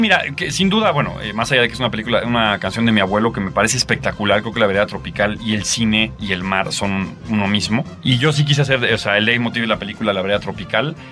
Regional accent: Mexico; also born or lived in Argentina; me convertí en el mejor mexicano que ustedes se pueden imaginar

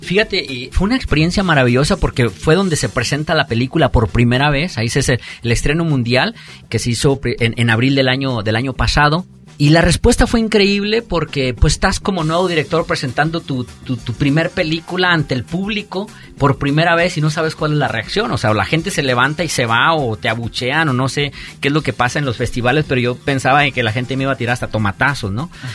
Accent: Mexico; now in United States; me vengo a México también como mexicano

